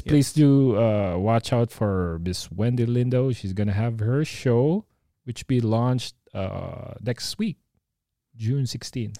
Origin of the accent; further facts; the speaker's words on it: Nueva Ecija, Central Luzon, Philippines; we're in, uh, Nueva Ecija